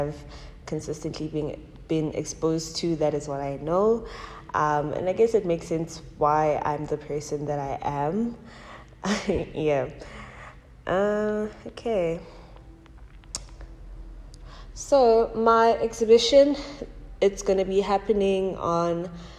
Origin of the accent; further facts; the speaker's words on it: Soweto, Gauteng, South Africa; I'm from Soweto. I was born in Soweto and I moved around a bit but returned to Soweto, and that's where most of my teenhood was spent, a bit of my childhood and most of my teenhood and young adulthood